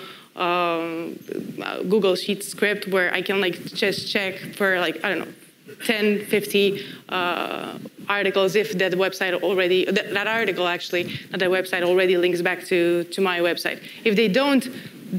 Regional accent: Romania; moved away as an adult; I used to work for a startup back in my home country in Romania

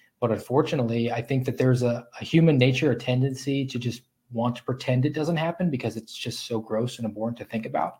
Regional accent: Savannah, Georgia, United States; moved away as an adult; also born or lived in Sioux City, Iowa; I'm actually from Savannah, Georgia

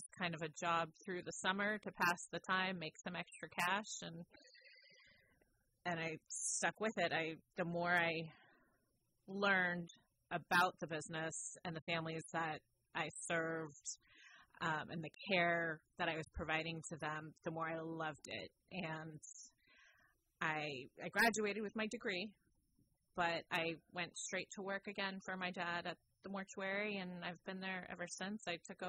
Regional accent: Petaluma, California, United States; Yes, I was born here in Petaluma up at Hillcrest Hospital, which doesn't exist anymore, but it's now a care facility. But born and raised, went to school here, graduated St. Vincent's High School, and went to college just down in San Rafael.

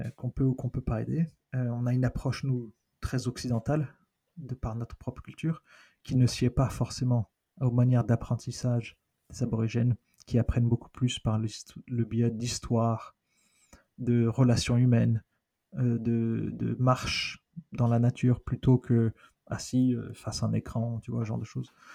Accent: France; moved away as an adult; also born or lived in London; now in Australia; être français, je suis australien aussi maintenant

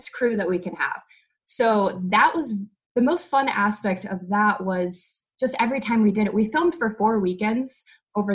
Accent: Texas, United States; moved away as an adult; now in Los Angeles, United States; I'm originally from Texas. I grew up in the Bible Belt, and I've been in LA now for, gosh, it's been 7 years

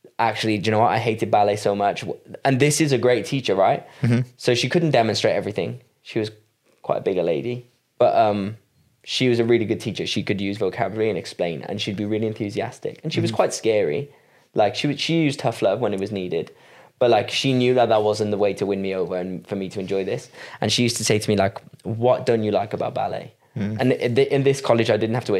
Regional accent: Wales, United Kingdom; I'm from Wales

